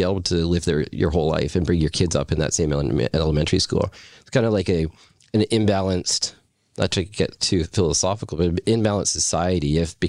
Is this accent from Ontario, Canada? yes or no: no; Deep Cove, British Columbia, Canada; like I grew up in Deep Cove, so if you grow up in that community, you kind of, all my friends are from all different walks of life